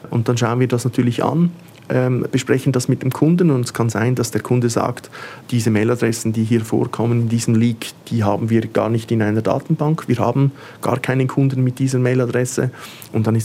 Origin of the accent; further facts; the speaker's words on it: Switzerland; dann äh, möchte ich ja natürlich nicht äh, ich selber sein als Schweizer.